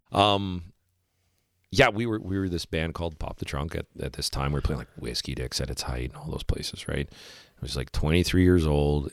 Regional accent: Winnipeg, Manitoba, Canada; I'm from Winnipeg

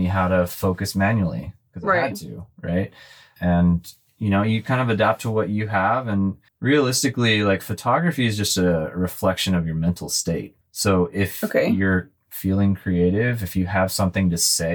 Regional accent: California, United States; I grew up in California surfing and skateboarding and snowboarding and stuff like

